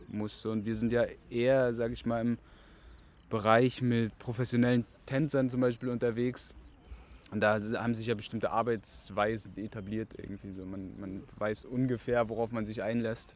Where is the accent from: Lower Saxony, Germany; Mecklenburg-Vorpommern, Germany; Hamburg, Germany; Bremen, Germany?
Mecklenburg-Vorpommern, Germany; Rostock; now in Berlin, Germany; ich bin in Rostock geboren und bin dort aufgewachsen